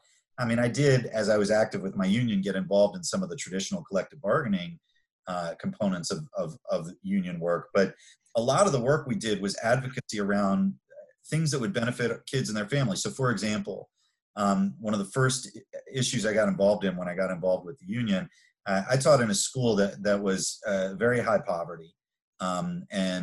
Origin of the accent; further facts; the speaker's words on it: Maryland, United States; I grew up in Maryland.